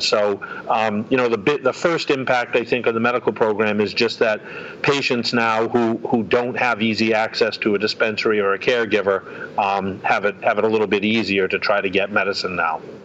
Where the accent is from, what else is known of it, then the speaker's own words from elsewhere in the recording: North Attleboro, Massachusetts, United States; my hometown in North Attleboro